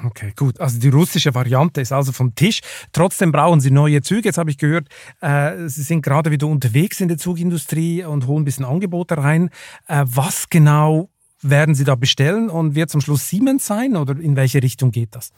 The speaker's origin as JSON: {"language": "German", "region": "Lucerne", "country": "Switzerland", "tie": "born or raised there", "moved": "yes", "lives_now": "Germany", "said": "meiner Heimatstadt Luzern"}